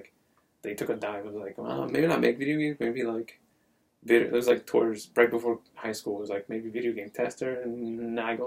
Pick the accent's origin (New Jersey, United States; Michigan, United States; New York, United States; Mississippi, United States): New Jersey, United States; Paterson; moved away; I grew up North Jersey